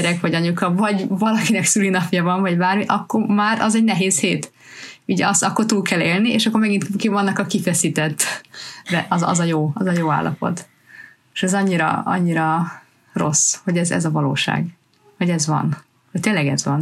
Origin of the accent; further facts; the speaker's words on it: Hungary; now in United Kingdom; mi mindenketten magyarok vagyunk, magyarul beszélünk itthon